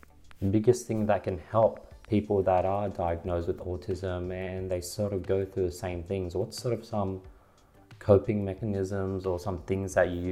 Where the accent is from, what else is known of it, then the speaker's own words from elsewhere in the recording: Sydney, New South Wales, Australia; Sydney, Australia.